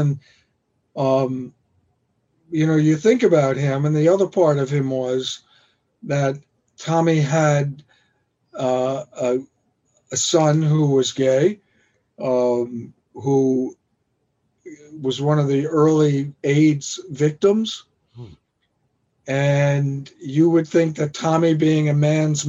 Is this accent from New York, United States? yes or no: yes; Long Island, New York, United States; now in New York City, United States; when I was growing up on Long Island